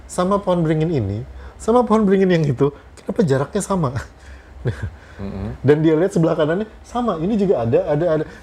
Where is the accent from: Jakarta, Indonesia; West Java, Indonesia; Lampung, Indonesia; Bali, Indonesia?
West Java, Indonesia; kalau gue jelas gue merasa gue orang Sunda gitu uh, bahkan gue masih ngomong sama anak gue kita ini orang Sunda